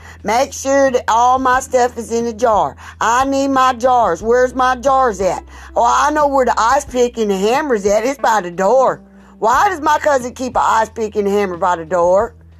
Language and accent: English; South Carolina, United States; I'm from South Carolina.